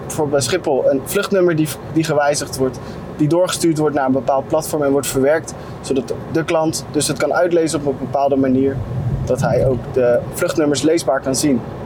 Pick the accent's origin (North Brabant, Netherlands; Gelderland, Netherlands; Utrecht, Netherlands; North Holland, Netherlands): Gelderland, Netherlands; Tiel; also born or lived in Nieuwegein; ik ben toevallig geboren in Nieuwegein, waar nu natuurlijk X-Force geplaatst is. En op tweejarige leeftijd ben ik naar Tiel verhuisd.